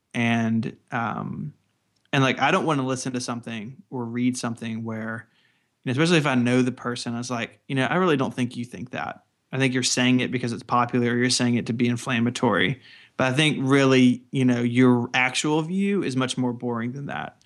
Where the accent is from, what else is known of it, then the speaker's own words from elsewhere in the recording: the Delta South, United States; I'm from, like, you know, the Delta South, and, and in my accent isn't really very strong compared to other people who live in the same area